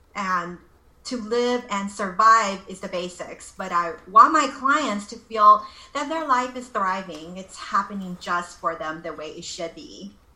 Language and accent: English; Los Angeles, California, United States; moved away as an adult; now in Taiwan; I'm originally from Los Angeles